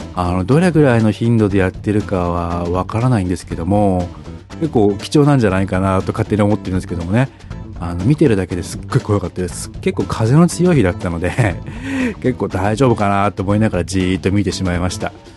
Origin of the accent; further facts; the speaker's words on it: Hokkaido, Japan; moved away; 僕の実家は、えー、何度もお話ししてるんですけども、えー、北海道のですね、あの、次回サミットが行われるとある、えー、湖のそばにあるんですけれども